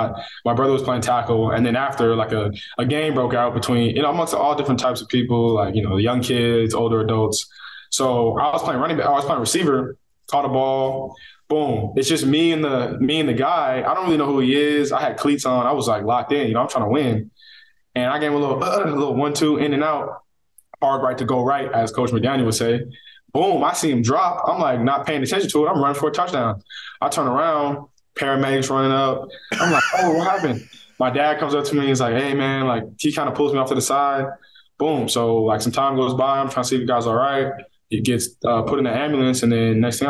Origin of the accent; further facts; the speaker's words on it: Northern California, United States; also born or lived in Coquitlam, British Columbia, Canada; now in Miami, United States; Grew up there until I was about 8, and then moved to NorCal, where I spent my adolescence